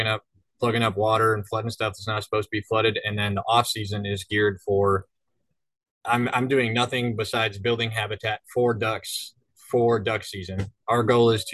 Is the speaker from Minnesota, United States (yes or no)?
yes; Thief River Falls, Minnesota, United States; moved away as an adult; also born or lived in Aberdeen, South Dakota; now in Tri-Cities, United States; I grew up in Minnesota. I grew up waterfowl hunting in northern Minnesota, about 70 miles from Canada, 40 miles from North Dakota, way up in the corner.